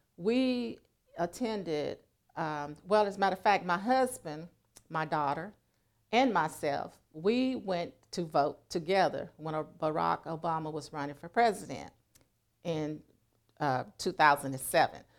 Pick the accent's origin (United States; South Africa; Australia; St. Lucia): United States; West Helena, Arkansas; moved away as an adult; now in Fort Smith, United States; I am from West Helena, Arkansas. However, I live in Fort Smith at this present time